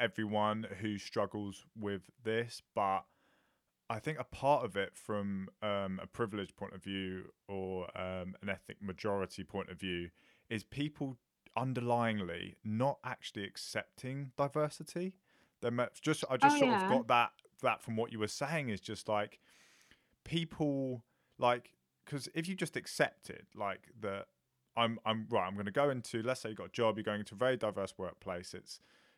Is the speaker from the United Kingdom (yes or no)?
yes; Watford, East of England, United Kingdom; I went to a secondary school, so I'm from Watford